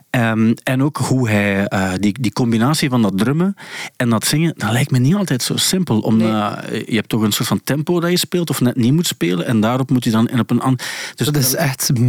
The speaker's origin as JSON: {"language": "Dutch", "town": "Ingelmunster", "region": "Flanders", "country": "Belgium", "also_born_or_lived": "Kortrijk", "lives_now": "Ghent, Belgium", "said": "Eh, ik ben afkomstig van Engelmunster. Dat ligt tegen"}